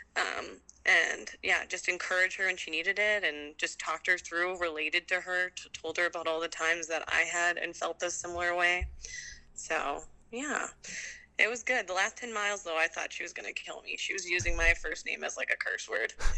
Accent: Delano, Minnesota, United States; moved away as an adult; also born or lived in North Bend, Washington / New Zealand; now in Pacific Northwest, United States; I grew up in a town called Delano, uh, and it's where I went to high school actually

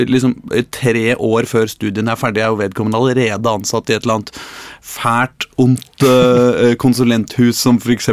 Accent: Norway; also born or lived in Värmland, Sweden; now in Sweden; jeg er norsk

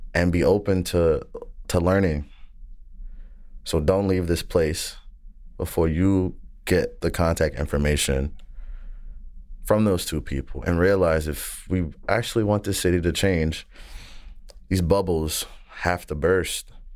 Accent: the South, United States; I'm from the South

